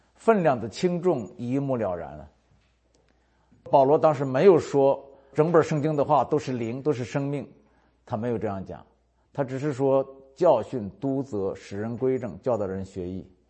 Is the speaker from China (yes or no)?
yes; North China Plain, northern China, China; moved away; 我是华北平原出生长大的，没出过海，旱鸭子